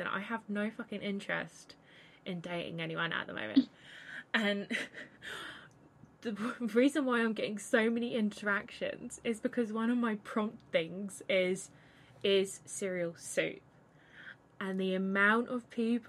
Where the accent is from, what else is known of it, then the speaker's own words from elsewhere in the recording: Hampshire, South East England, United Kingdom; I'm from England, UK, Great Britain, you know, typical geezer. I'm not typical geezer. I'm from a county called Hampshire